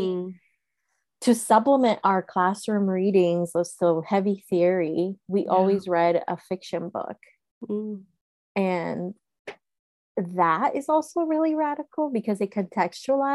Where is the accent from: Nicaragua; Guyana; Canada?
Nicaragua; Managua; now in United States; I was born in Managua, Nicaragua in 1985